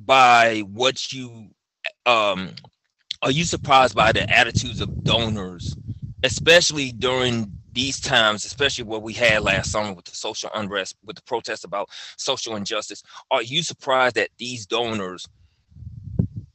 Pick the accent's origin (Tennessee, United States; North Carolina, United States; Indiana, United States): Tennessee, United States; Memphis; I'm from Memphis